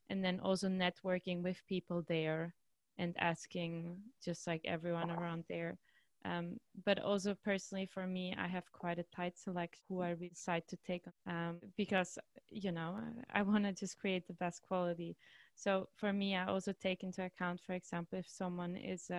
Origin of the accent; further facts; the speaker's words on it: Austria; moved away as an adult; now in Amsterdam, Netherlands; I'm actually from Austria, so I didn't really speak Dutch at this point.